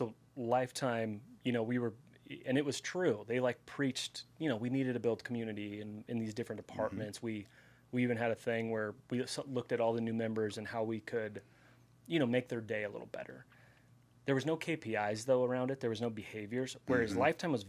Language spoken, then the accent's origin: English; California, United States; now in Austin, United States; I came from California, though.